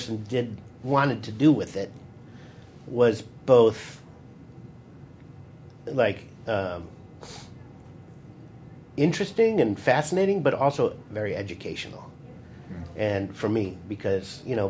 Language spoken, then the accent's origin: English; Glencoe, Illinois, United States; my hometown. Oh, really? Glencoe, Illinois.